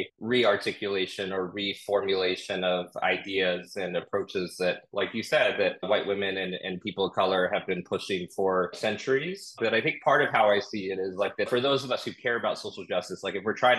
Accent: Orange County, California, United States; now in New York City, United States; I grew up in Orange County, California, white, affluent, pretty conservative suburb

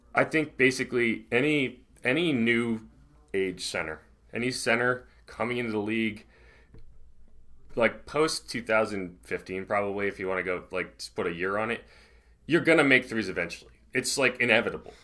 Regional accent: New England, United States; I grew up in New England, so, like, I understand the cold

